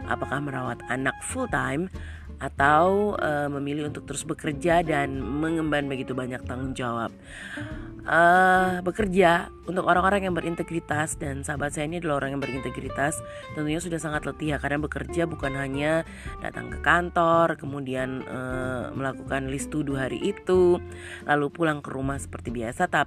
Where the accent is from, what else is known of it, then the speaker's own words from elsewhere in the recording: Papua, Indonesia; saya menggunakan uh, logat saya sebagai orang Papua Orang yang hidup di Papua